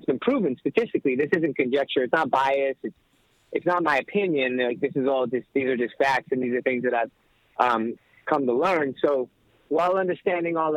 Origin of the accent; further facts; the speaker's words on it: Inglewood, California, United States; growing up in Englewood, you're kind of forced to grow up a little bit quicker than other places